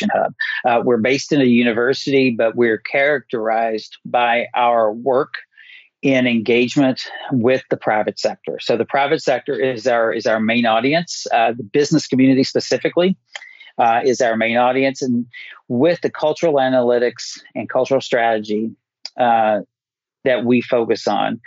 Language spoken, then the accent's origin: English; Appalachia, United States; somebody who is born and raised in Appalachia